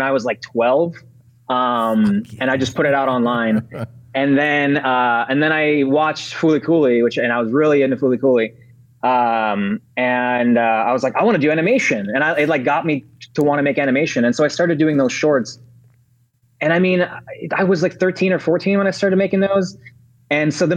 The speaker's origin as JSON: {"language": "English", "town": "Chicago", "region": "Illinois", "country": "United States", "tie": "born or raised there", "also_born_or_lived": "Ukraine", "moved": "as an adult", "lives_now": "Los Angeles, United States", "said": "I skipped kindergarten entirely, and I went right into first grade in Chicago. So we moved to Chicago first. And I was there until I was like 22 or 23"}